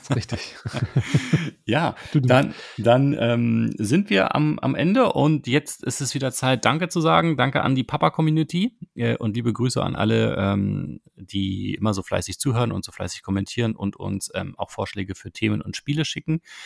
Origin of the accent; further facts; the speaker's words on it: Berlin, Germany; als Berliner